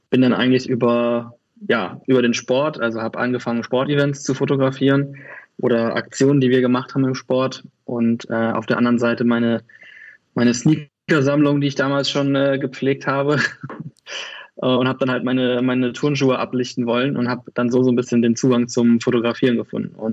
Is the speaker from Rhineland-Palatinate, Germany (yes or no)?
yes; Kaiserslautern, Rhineland-Palatinate, Germany; now in Cologne, Germany; ich komme äh, aus Köln, also ursprünglich komme ich aus Kaiserslautern, aber bin seit 17 Jahren in Köln. Von daher ähm, stelle ich mich immer als Kölner vor.